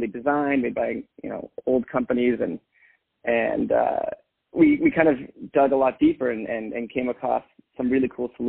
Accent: Bay Area, California, United States; also born or lived in Boston; I grew up in the Bay Area, so went to school locally

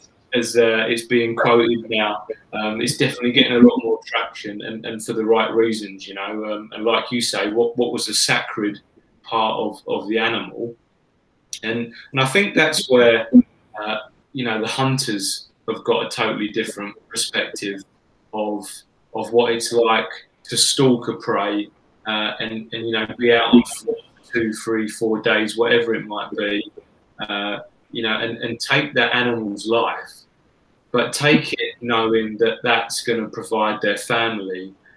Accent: England, United Kingdom; I'm English

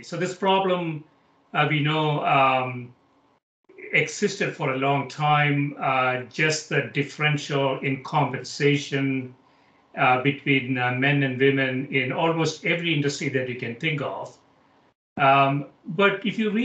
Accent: South India, India; I grew up in South India

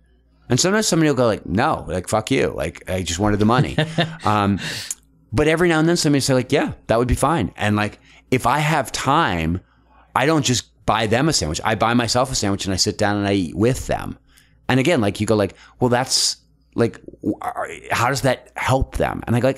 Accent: Philadelphia, Pennsylvania, United States; And then I'll say like, you know, I came from Philadelphia.

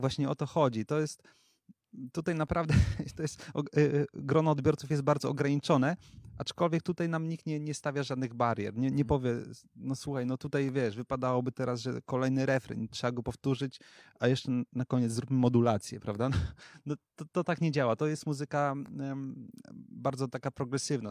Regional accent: Wrocław, Lower Silesian Voivodeship, Poland; my jesteśmy z Wrocławia

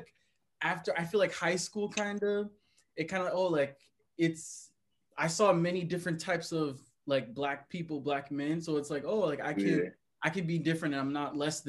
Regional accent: New Rochelle, New York, United States; we're from New Rochelle. So it's a small kind of town, small city

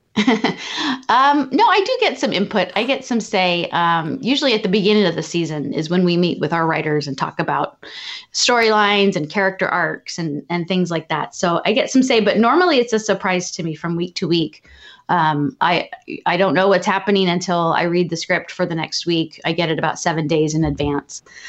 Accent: Southern California, United States; I am from Southern California

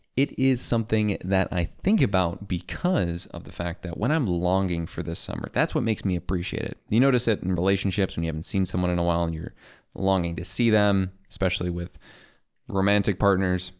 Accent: Chicago, Illinois, United States; I grew up in Chicagoland in the South Suburbs, and now I live in the city

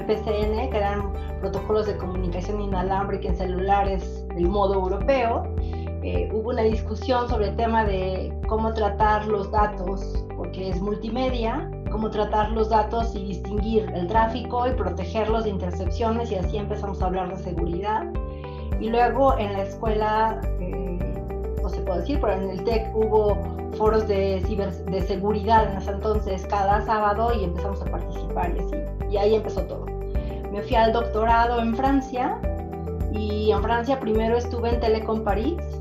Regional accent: Puebla, Mexico; soy de Puebla

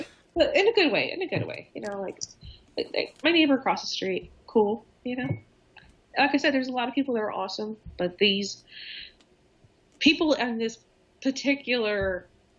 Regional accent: Los Angeles, California, United States; moved away as an adult; also born or lived in Boston, United States; now in New Hampshire, United States; I grew up in Hollywood, for God's sake, and most of my family are in the business

